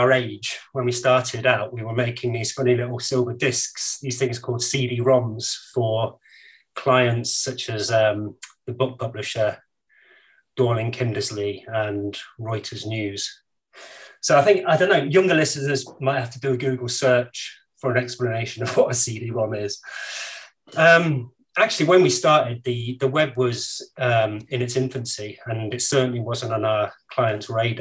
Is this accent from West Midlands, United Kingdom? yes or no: yes; Coventry, West Midlands, United Kingdom; I grew up in Coventry in the 70s and 80s